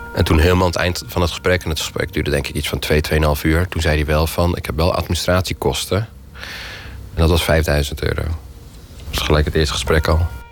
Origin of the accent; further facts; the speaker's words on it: Utrecht, Netherlands; geboren en getogen in Utrecht